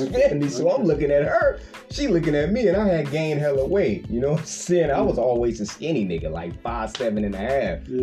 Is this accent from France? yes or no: no; Richmond, California, United States; I'm from Richmond, I'm from the Bay Area